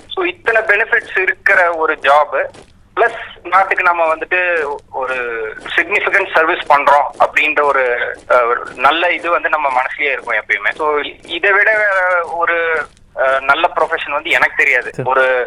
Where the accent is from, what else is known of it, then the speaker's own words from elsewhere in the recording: Erode, Tamil Nadu, India; now in Tiruchirappalli, India; ஈரோட்ல பிறந்தேன் என்னோட ஸ்கூலிங் ஃபுல்லாவே தமிழ்நாட்டில் தான் இருந்துச்சுங்க